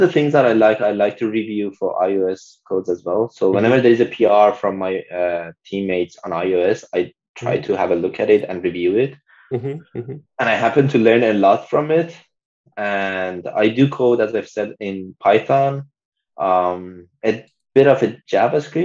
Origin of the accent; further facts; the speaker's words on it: Iran; moved away; a lot of people from my home country, like we are from the same country